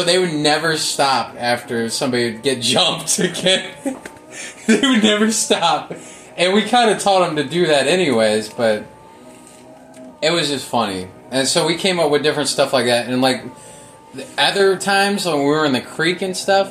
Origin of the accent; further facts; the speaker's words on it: Normandy, Missouri, United States; I grew up in Normandy. I didn't grow up in Ferguson